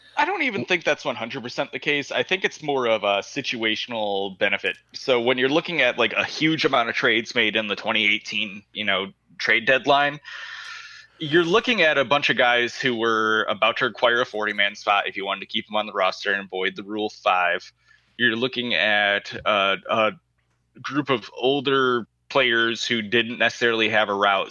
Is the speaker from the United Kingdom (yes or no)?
no; Wisconsin, United States; I said Wisconsin